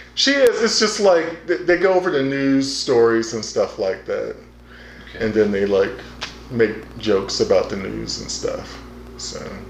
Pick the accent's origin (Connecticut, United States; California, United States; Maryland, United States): Maryland, United States; Prince George's County; moved away; I grew up in Prince George County